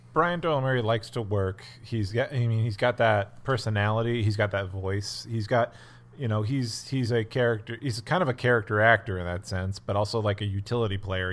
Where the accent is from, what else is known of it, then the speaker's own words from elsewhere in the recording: Scranton, Pennsylvania, United States; I grew up in Scranton, Pennsylvania, which is a Polish and Irish and Italian coal mining town